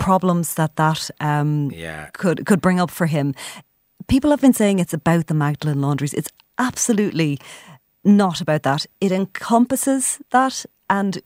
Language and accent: English; Ireland; us as an Irish people.